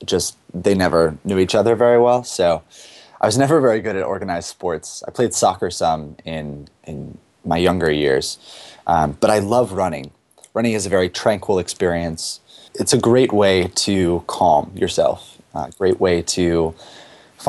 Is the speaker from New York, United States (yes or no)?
yes; Rochester, New York, United States; now in San Francisco, United States; I live in San Francisco, California, but I come from Rochester, New York